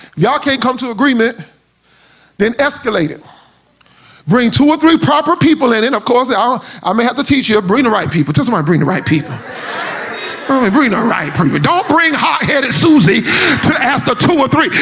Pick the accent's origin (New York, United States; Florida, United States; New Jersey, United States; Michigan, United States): Florida, United States; Miami; I am from Miami